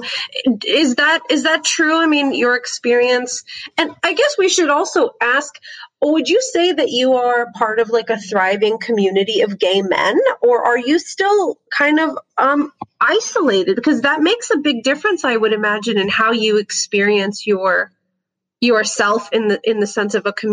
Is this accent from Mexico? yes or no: no; Canada; also born or lived in United States; And my, my parents are from Egypt, but I grew up in Canada and the US.